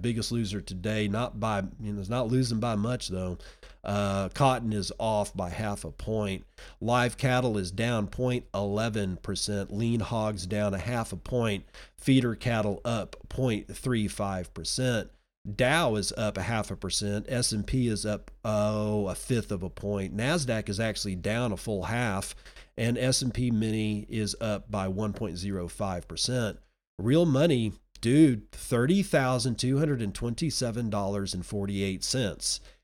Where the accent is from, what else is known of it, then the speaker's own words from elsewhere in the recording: Texas, United States; moved away; I'm a Texan at heart, I always will be